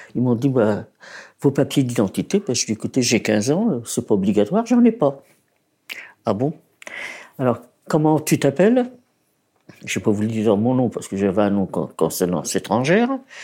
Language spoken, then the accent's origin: French; Paris, Île-de-France, France; also born or lived in Poland; Je suis née en Pologne le 5 janvier 1928. Mes parents ont émigré de Pologne en 1930, ils ont trouvé un appartement à Belleville